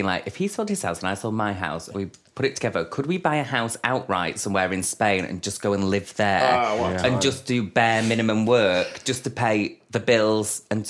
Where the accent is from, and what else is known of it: Denton, North West England, United Kingdom